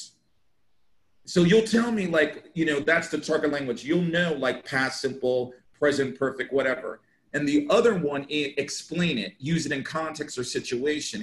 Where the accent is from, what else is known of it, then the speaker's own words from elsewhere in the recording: United States; first language English; moved away as an adult; now in Jeddah, Saudi Arabia; I happen to be born in America. My native language happens to be English.